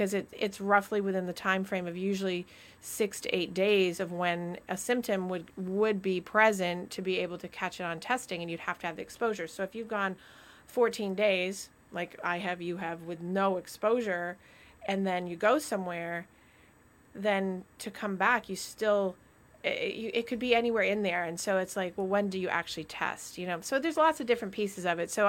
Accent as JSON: {"language": "English", "region": "Vermont", "country": "United States", "tie": "born or raised there", "moved": "yes", "said": "my state, my home state"}